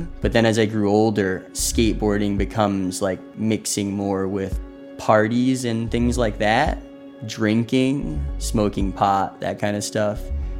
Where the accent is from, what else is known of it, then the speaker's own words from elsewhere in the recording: Lebanon; I'm pretty close with both my mom and my dad. We're all from Lebanon.